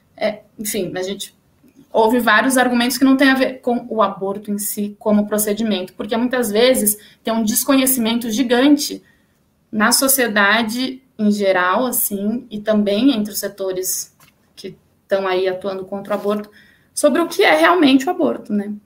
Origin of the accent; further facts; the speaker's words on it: São Paulo, Brazil; sou aqui de São Paulo, né? Sou nascida, criada, enfim, paulistana